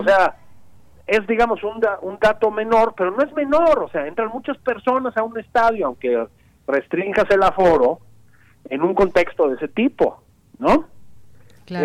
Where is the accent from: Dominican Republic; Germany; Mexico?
Mexico; todos somos mexicanos